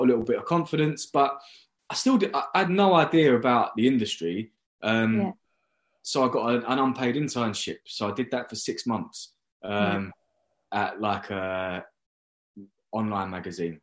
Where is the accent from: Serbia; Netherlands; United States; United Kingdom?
United Kingdom; London; I was living in London, so I could live at home on not very much money because I'm from London.